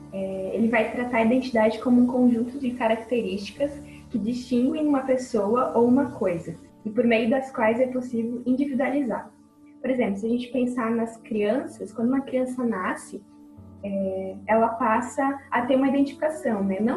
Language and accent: Portuguese; Santa Rosa, Rio Grande do Sul, Brazil; eu sou natural de Santa Rosa, aqui no Rio Grande do Sul. Uh, eu tenho 22 anos e eu cresci na igreja